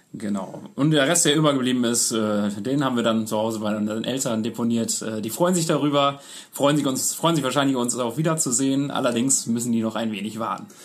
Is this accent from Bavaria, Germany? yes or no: no; Münster area, North Rhine-Westphalia, Germany; wir sind beide aus Münster, ursprünglich aus dem Umkreis von Münster